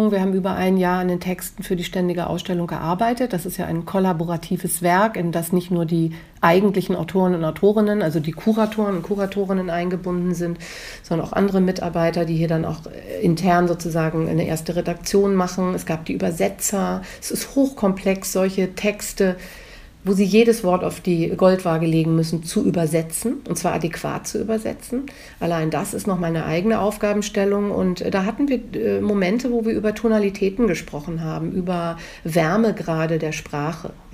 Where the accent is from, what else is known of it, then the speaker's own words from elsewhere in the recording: Hamburg, Germany; Hamburg. Äh, wo meine Eltern leben, wo meine Vorfahren auf den äh, Friedhöfen äh, liegen, das ist meine Heimat.